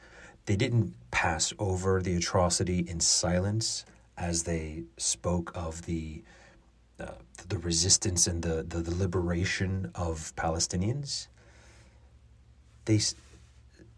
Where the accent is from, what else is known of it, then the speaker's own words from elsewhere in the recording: United States; accent: American; my American accent